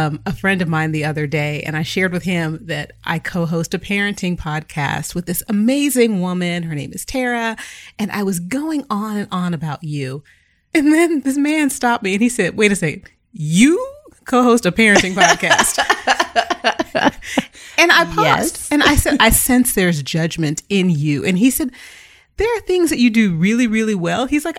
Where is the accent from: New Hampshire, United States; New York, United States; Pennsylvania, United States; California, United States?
California, United States; San Jose; I'm a Black girl from the Bay. {S2} Hey. {S0} Born and raised in San Jose before it was the Silicon Valley, right?